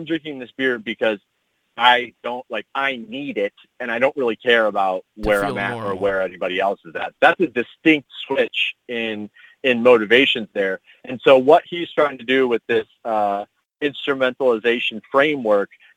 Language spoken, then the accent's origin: English; Midwest, United States; growing up in the Midwest